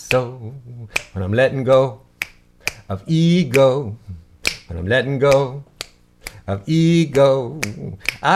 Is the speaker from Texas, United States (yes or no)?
no; Ohio, United States; growing up in Ohio